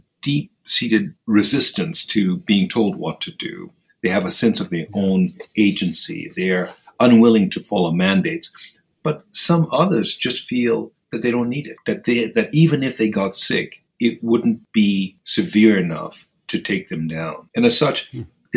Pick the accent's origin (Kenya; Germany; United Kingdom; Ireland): Kenya; Nairobi; moved away; I grew up in Kenya. I was born in Nairobi, Kenya, and I went to school there, lived there